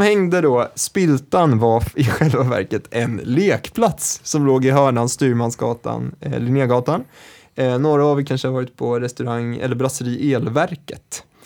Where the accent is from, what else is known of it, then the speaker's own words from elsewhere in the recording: Stockholm, Stockholm County, Sweden; jag är från Kista